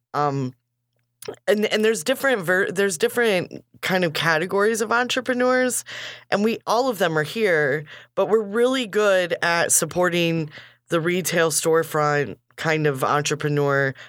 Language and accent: English; Kankakee, Illinois, United States; we grew up here